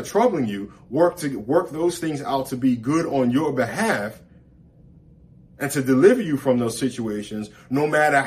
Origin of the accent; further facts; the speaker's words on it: New York, United States; as a kid growing up in New York